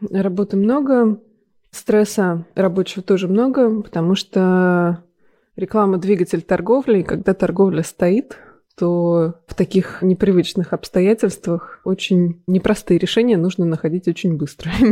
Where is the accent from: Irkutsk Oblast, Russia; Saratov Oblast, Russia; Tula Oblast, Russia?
Tula Oblast, Russia; Tula; also born or lived in Moscow / Milan; now in London, United Kingdom; Да, я из Тулы.